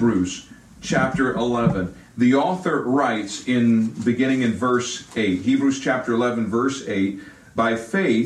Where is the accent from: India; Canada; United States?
United States; Virginia; moved away; also born or lived in Fort Worth, Texas; Virginia is my home, so I'm a Southern boy. I was raised with Southern values of etiquette